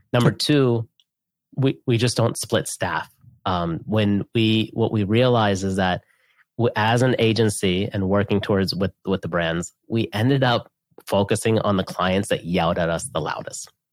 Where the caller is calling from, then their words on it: Austin, Texas, United States; I'm calling in from Austin, Texas